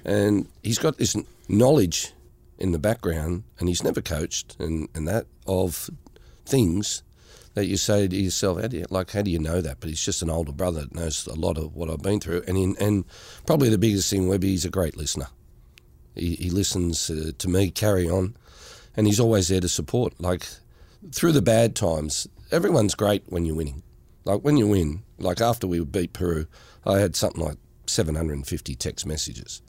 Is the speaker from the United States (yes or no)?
no; Australia; being Australian myself